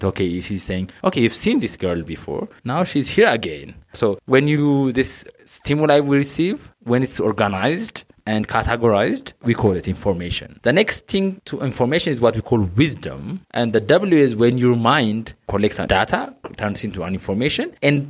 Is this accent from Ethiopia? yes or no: yes; Addis Ababa, Ethiopia; I was born and raised in Addis